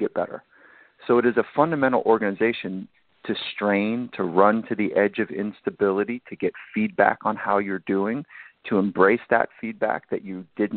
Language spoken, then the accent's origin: English; Southern California, United States; I grew up in Southern California